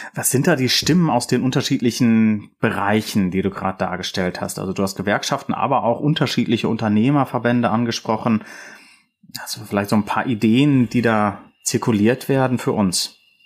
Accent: Rhineland, Germany; ich komme aus dem Rheinland

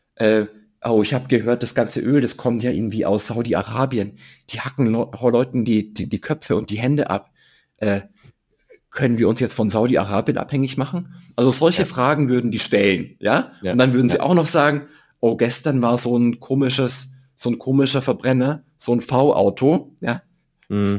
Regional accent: Germany; als Deutsche

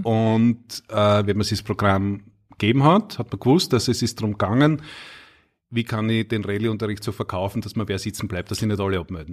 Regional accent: Knittelfeld, Styria, Austria; ich bin ja äh, ein Knittelfeller, gebürtiger Steirer

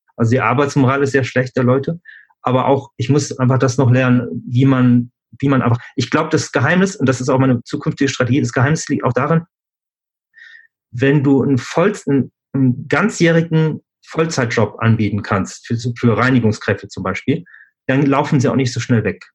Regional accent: Germany; moved away as an adult; also born or lived in Switzerland; ich bin in Deutschland aufgewachsen, habe in Deutschland studiert

